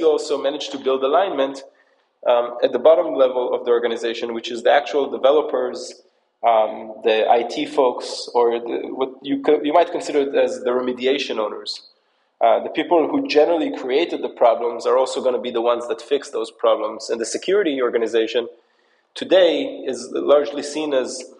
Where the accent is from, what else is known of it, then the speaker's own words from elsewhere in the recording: United States; also born or lived in Israel; I was born in Israel, but I actually grew up in the New York, New Jersey area.